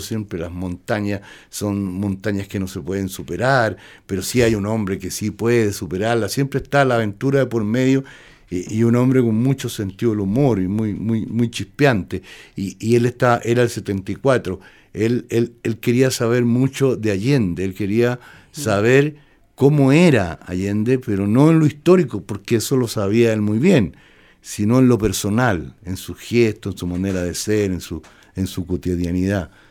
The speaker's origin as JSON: {"language": "Spanish", "town": "Palmilla", "region": "O'Higgins", "country": "Chile", "tie": "born or raised there", "also_born_or_lived": "Mexico City, Mexico", "moved": "as an adult", "said": "yo soy de Palmilla nomás."}